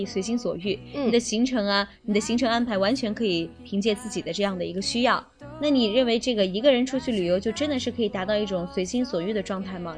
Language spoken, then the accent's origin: Chinese; Anhui, China; 我们这个安徽